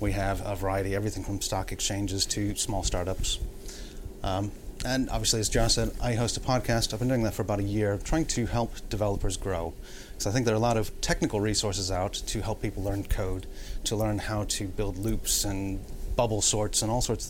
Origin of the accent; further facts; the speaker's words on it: United States; I am American, not Canadian.